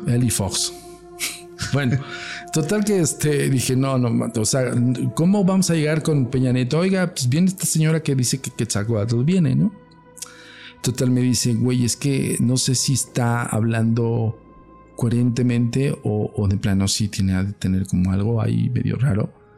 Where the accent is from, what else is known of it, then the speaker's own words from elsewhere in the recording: Mexico; yo no hablo inglés, yo hablo totonaca, cabrón, soy mexicano